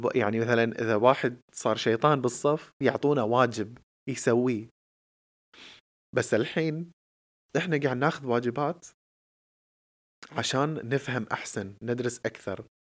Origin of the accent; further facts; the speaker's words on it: Kuwait; احنا ككويتيين آه قاعدين بمجتمع كويتي